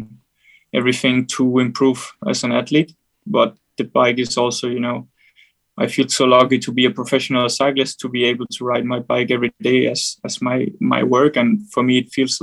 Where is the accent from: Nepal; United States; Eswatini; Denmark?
Denmark; I'm from Denmark